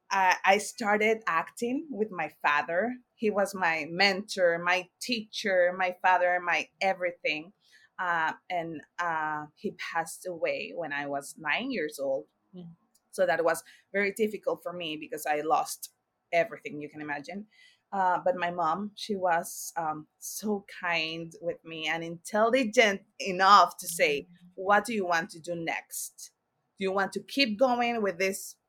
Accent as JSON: {"language": "English", "region": "Mexico City", "country": "Mexico", "tie": "born or raised there", "moved": "yes", "lives_now": "New York City, United States", "said": "I was born and raised in La Ciudad de Mexico, Mexico City."}